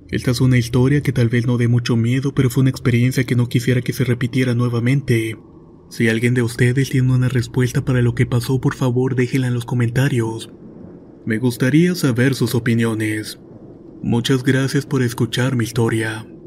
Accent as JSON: {"language": "Spanish", "town": "Ciudad del Carmen", "region": "Campeche", "country": "Mexico", "tie": "born or raised there", "said": "soy originario de Ciudad del Carmen, Campeche."}